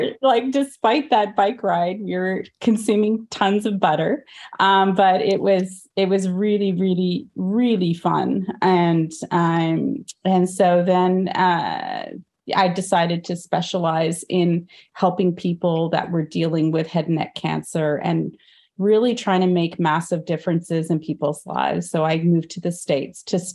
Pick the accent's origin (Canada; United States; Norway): Canada; born or raised there; also born or lived in India